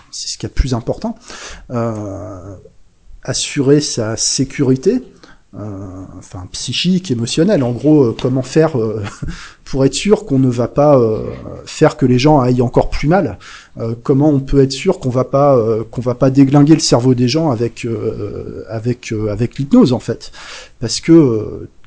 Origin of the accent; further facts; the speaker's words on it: Bresse, France; accent: Bresse; moved away; Alors bon, j'ai perdu un peu l'accent bressan parce que ça fait un moment que je suis, j'ai quitté la Bresse